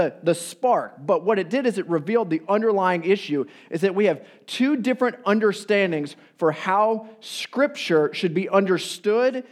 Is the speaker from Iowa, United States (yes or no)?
yes; Iowa, United States; now in Chicago, United States; I am from the Midwest, Iowa via Chicago